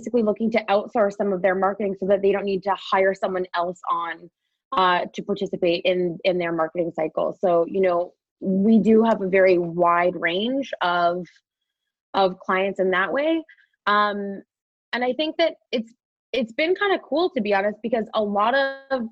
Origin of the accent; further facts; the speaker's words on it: Wolfsburg, Ontario, Canada; my hometown of Wolfsburg